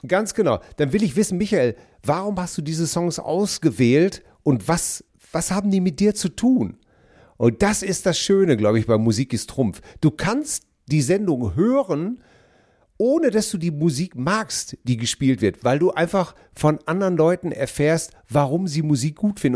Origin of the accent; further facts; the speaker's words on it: Hamm, North Rhine-Westphalia, Germany; Meine Heimat ist die Stadt Hamm